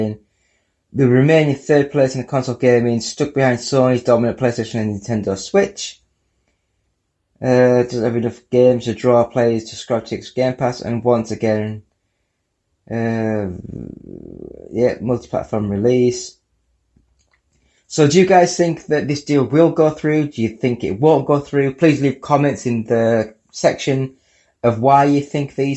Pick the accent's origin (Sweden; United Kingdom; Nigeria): United Kingdom; I'm from the UK. I'm British.